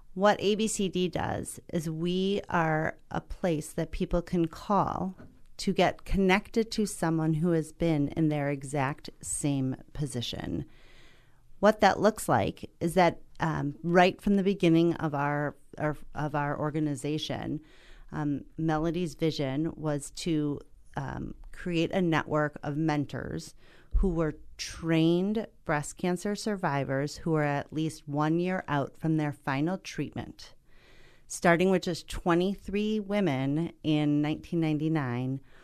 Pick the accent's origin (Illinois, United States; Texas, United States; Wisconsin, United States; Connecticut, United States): Wisconsin, United States; Milwaukee; my hometown of Milwaukee, Wisconsin